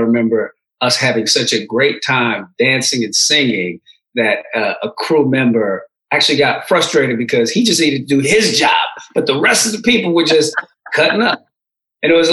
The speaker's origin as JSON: {"language": "English", "area": "San Francisco Bay Area", "region": "California", "country": "United States", "tie": "born or raised there", "also_born_or_lived": "Oakland / Berkeley / El Segundo", "said": "I came here when I was a baby, so my whole culture, you know, I grew up in the San Francisco Bay Area, Oakland, Berkeley, El Segundo"}